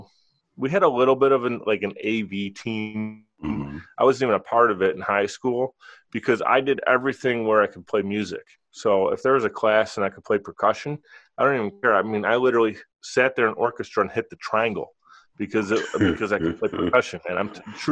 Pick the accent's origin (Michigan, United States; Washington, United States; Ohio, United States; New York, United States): New York, United States; Buffalo; as a youngster, I grew up in Buffalo, New York